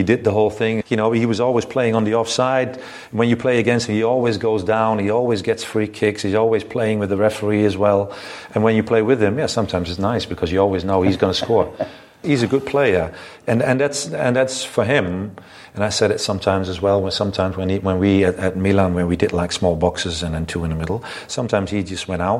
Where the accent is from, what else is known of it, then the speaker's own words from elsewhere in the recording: Netherlands; moved away as an adult; growing up in Holland and in the system in Holland